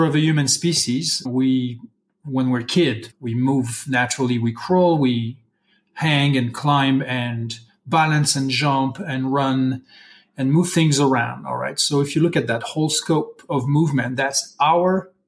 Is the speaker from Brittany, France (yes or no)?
yes; Brittany, France; English is a second language; moved away as an adult; now in Santa Fe, United States; I'm originally from Brittany, France